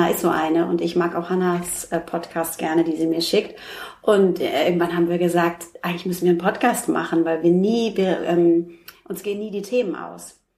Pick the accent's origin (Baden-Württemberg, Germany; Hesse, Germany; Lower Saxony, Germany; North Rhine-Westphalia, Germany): Hesse, Germany; Frankfurt; now in Hamburg, Germany; Ich komme aus Frankfurt.